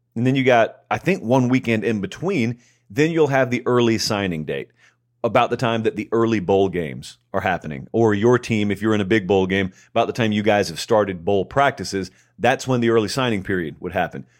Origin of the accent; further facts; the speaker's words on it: Columbus, Georgia, United States; moved away as an adult; now in Nashville, United States; I grew up in Columbus, Georgia, which is right on the Chattahoochee River